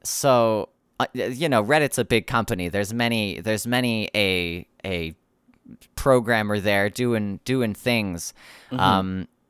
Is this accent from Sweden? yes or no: no; Canada; I'm from Canada